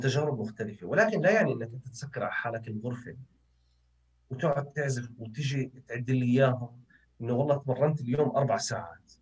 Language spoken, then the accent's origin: Arabic; Jordan; إحنا كأردنيين